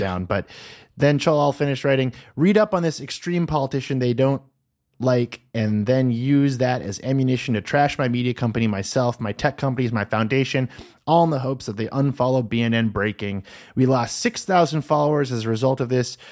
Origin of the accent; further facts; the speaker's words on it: United States; I, as an American